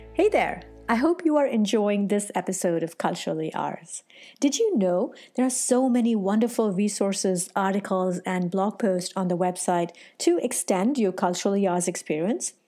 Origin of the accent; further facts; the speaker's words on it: South India, India; I'm from India